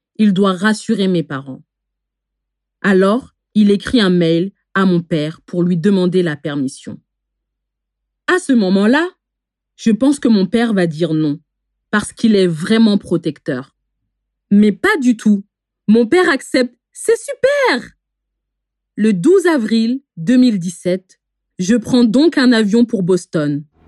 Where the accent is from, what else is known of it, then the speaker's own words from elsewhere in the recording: France; je suis née en France, mais mes parents sont originaires du Bénin